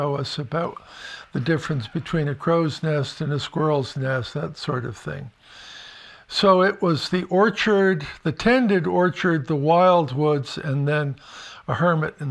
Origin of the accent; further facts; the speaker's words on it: Connecticut, United States; now in Vermont, United States; the kind of house that I grew up on in Connecticut.